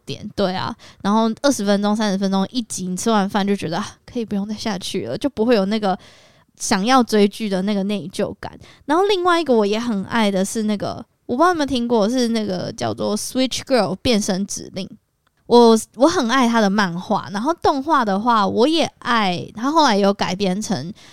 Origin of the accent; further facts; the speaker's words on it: Kaohsiung, Taiwan; moved away; 因为我是高雄人